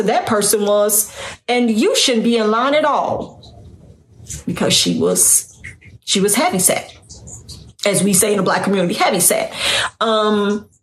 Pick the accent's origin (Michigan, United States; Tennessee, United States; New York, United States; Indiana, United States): Indiana, United States; Northwest; I'm from Northwest Indiana. And growing up, I was always the smallest person in my circle